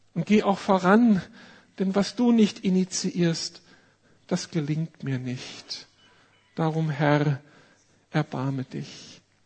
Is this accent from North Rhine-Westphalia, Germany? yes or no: no; Berlin, Germany; Wir als Berliner